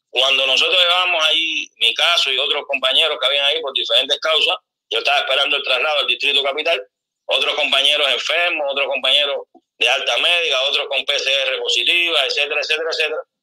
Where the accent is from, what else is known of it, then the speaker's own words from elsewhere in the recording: Sancti Spíritus, Cuba; moved away as an adult; now in Venezuela; soy cubano, médico, especialista en medicina general integral con diplomado en terapia intensiva en genética clínica de la provincia de Santiago Espíritu, en nuestra isla.